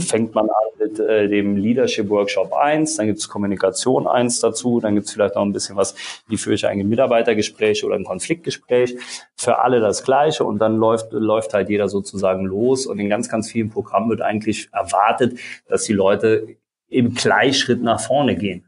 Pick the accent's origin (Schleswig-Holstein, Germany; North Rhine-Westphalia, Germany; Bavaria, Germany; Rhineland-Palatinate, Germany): Rhineland-Palatinate, Germany; Eisenschmitt; Ich komme äh, aus der Eifel, aus einem ganz kleinen Ort, Eisenschmidt